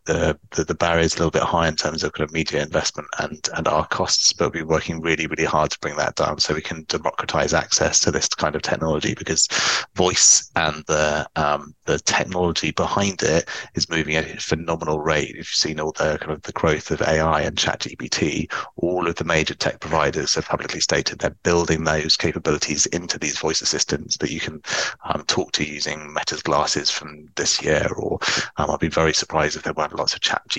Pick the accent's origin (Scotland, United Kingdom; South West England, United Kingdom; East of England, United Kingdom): South West England, United Kingdom; Cheltenham; also born or lived in Oxford; So I grew up in Cheltenham